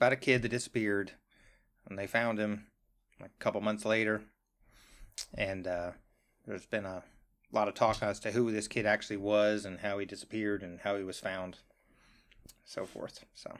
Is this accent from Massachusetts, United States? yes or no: no; New Jersey, United States; I'm from New Jersey.